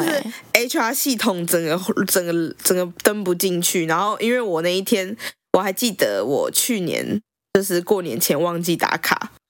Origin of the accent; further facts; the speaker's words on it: Taipei, Taiwan; 我们两个其实都是台北长大的小孩嘛